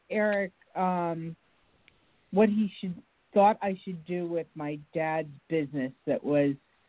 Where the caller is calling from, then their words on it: Connecticut, United States; I'm calling from Connecticut.